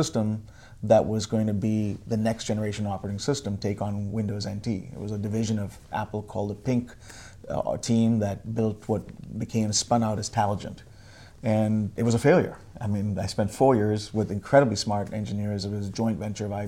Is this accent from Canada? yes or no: no; Bangalore, Karnataka, India; moved away as an adult; now in United States; I grew up in Bangalore, India